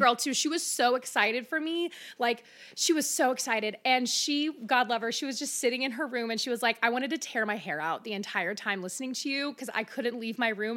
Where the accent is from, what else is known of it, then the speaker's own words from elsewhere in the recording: Middletown, Ohio, United States; also born or lived in Austin, Texas; now in Cincinnati, United States; I grew up in Middletown